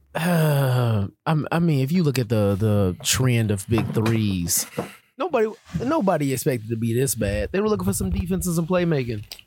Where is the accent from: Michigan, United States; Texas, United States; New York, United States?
Michigan, United States; Detroit; I'm from Detroit